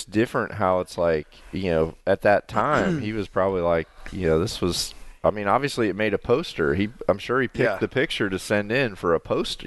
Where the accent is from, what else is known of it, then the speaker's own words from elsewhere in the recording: Mississippi, United States; moved away; also born or lived in Illinois; growing up in Mississippi